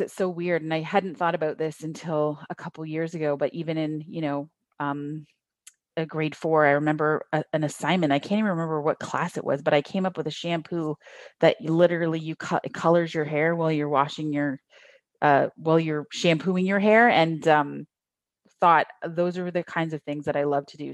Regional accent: Niagara region, Ontario, Canada; also born or lived in Thunder Bay / Toronto; I grew up in the Niagara region, so we're, like, you know, across the lake from the, the, everyone knows Toronto

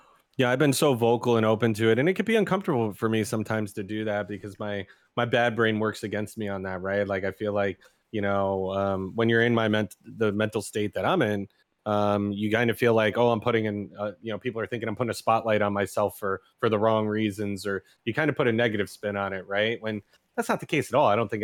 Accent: New York, United States; Oh, New York, hands down. I'm a New Yorker. I'm a New York boy.

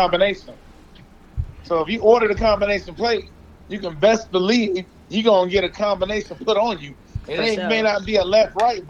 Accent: Detroit, Michigan, United States; I'm from Detroit.

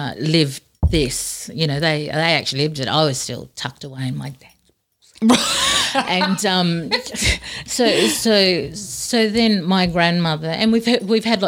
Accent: Darwin, Northern Territory, Australia; moved away; I was born and raised in Darwin

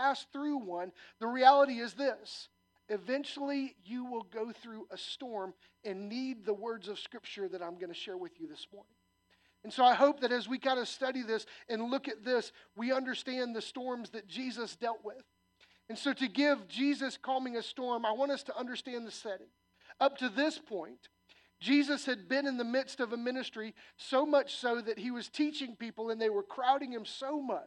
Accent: Illinois, United States; moved away; When I was a little kid, I grew up in Illinois, and it was corn and soybean farms

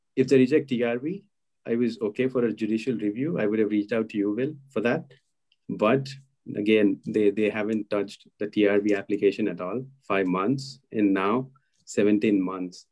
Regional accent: India; moved away; I am still an Indian citizen

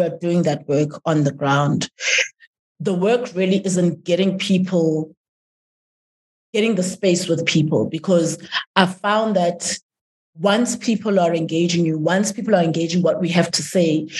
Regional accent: South Africa; I'm a South African, I'm a citizen

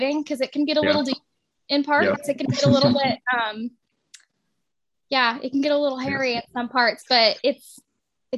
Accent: Austin, Texas, United States; Been in Texas my whole life, born and raised in Austin.

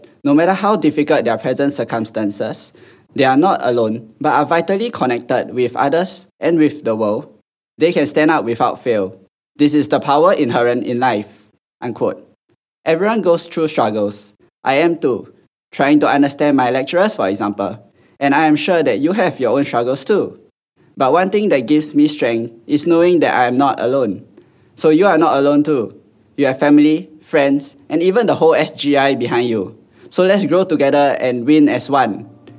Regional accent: Singapore; moved away as an adult; now in London, United Kingdom; currently studying aeronautical engineering at Imperial College London. I'm from Singapore

